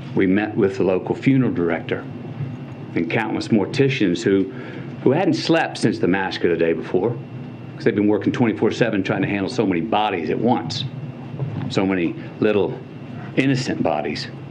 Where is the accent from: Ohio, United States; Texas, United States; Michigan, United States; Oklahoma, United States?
Texas, United States; Uvalde; my hometown of Uvalde.